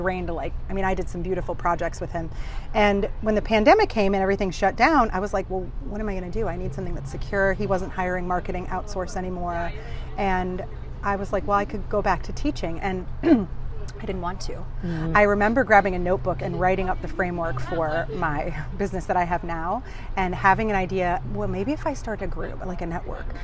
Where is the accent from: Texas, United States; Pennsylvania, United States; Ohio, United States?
Ohio, United States; moved away as an adult; now in St. Petersburg, United States; I grew up in Ohio. I've been Ohio born and raised